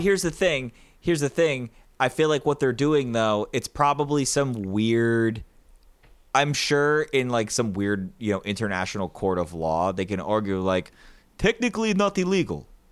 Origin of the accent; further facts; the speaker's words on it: United States; I'm an American